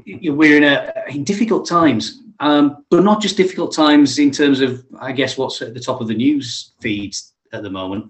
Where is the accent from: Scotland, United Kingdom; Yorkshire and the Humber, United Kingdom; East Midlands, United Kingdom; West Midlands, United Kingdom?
Yorkshire and the Humber, United Kingdom; being a Yorkshireman